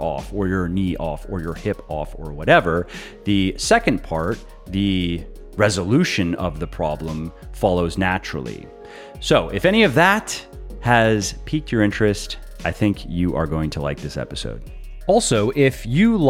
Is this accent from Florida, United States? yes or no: yes; Tampa, Florida, United States; also born or lived in Ocala, Florida; I grew up in the Tampa Bay area